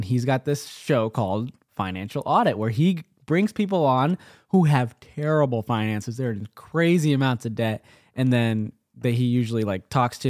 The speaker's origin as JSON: {"language": "English", "country": "India", "said": "I'm Indian."}